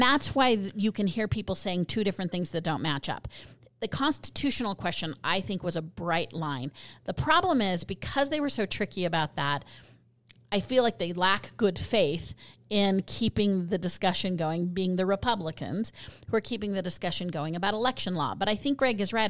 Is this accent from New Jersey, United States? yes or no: no; Colorado, United States; now in Utah, United States; I'm from Colorado